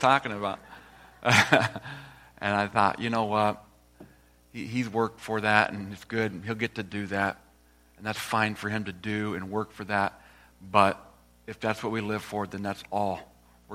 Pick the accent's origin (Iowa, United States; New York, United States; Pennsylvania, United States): Iowa, United States; moved away as an adult; also born or lived in Uganda; I'm from Iowa originally, small town in Iowa